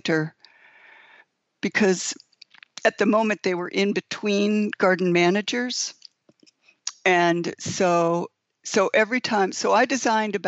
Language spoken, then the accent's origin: English; Brewster, New York, United States; now in Long Island, United States; I was born in Brewster, New York, which is in Putnam County